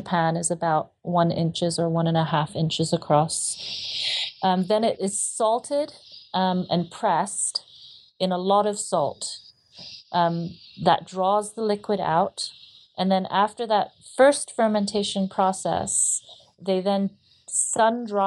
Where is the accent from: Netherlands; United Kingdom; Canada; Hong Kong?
Hong Kong; moved away; also born or lived in Southeast Asia; I grew up in Hong Kong